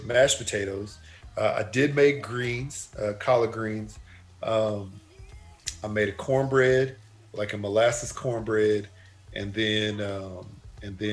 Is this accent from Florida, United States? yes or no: no; Texas, United States; growing up in Texas